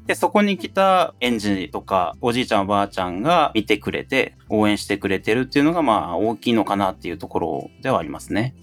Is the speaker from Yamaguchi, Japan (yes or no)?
no; Asakura, Fukuoka, Japan; born or raised there